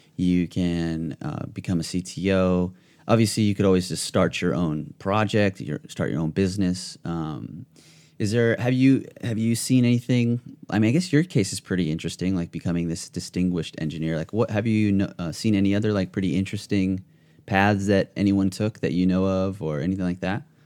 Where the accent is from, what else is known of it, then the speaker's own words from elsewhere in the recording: Ventura County, California, United States; I'm actually from Ventura County